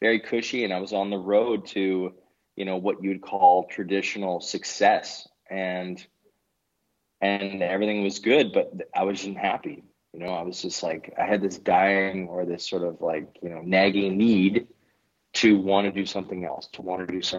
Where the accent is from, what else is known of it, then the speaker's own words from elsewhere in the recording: Canada; moved away as an adult; now in Denmark; I'm Canadian originally